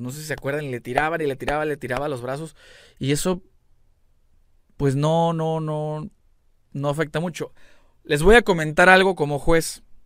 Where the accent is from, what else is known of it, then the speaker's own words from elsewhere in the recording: Mexico; como mexicano